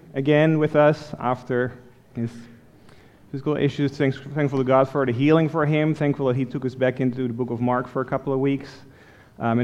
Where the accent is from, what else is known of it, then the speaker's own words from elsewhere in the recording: Netherlands; moved away as an adult; now in United States; I grew up in Holland, in Europe. And I didn't come to America until after I met Elisa